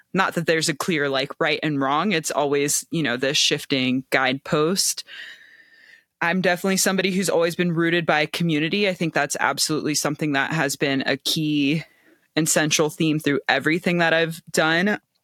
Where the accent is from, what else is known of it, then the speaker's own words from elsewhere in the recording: Cincinnati, Ohio, United States; also born or lived in Bay Area; now in New Mexico, United States; I'm from Cincinnati originally.